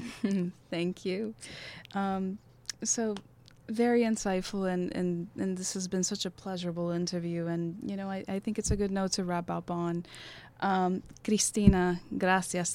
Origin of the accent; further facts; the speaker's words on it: Havana, Cuba; we, we were both born and raised in Havana